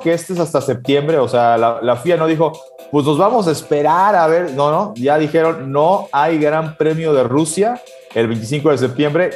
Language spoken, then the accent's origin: Spanish; Mexico; nosotros como mexicanos